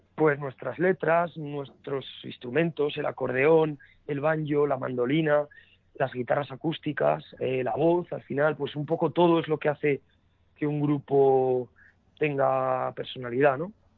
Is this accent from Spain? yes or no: yes; Burgos, Castile and León, Spain; first language Spanish; somos un septeto de Burgos